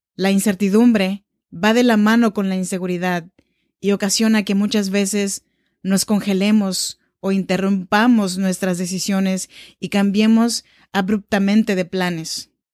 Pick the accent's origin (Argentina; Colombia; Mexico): Mexico; Oaxaca; now in Sacramento, United States; Soy nacida en Oaxaca, México